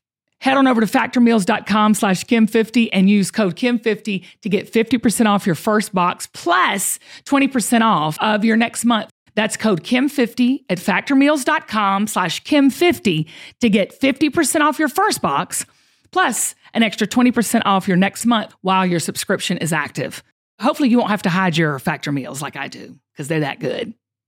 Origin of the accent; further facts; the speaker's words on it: Georgia, United States; Okay, so you're talking to two Georgia peaches, Zach. I mean, we're both from Georgia.